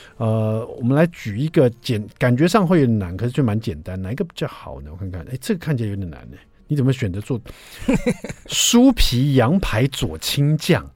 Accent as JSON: {"language": "Chinese", "country": "Taiwan", "said": "我们台湾人都喜欢说 割包"}